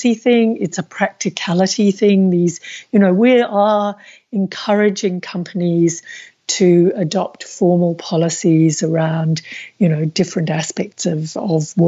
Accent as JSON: {"language": "English", "country": "Australia", "said": "as an Australian"}